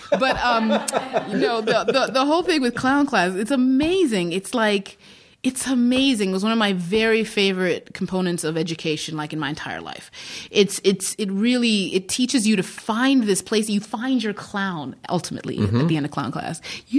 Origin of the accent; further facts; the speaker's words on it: Zimbabwe; also born or lived in Midwest, United States; I was born in the Midwest in the United States. {S6} Yeah. {S7} And then I was raised in Zimbabwe.